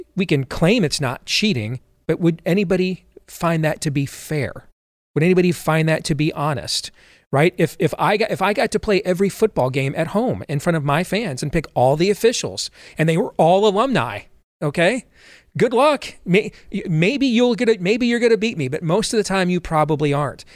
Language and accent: English; Michigan, United States; I grew up in Michigan.